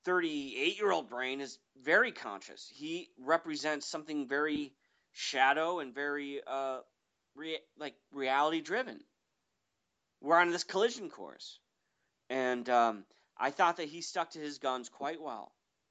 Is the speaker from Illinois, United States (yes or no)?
yes; Chicago, Illinois, United States; I'm from Chicago.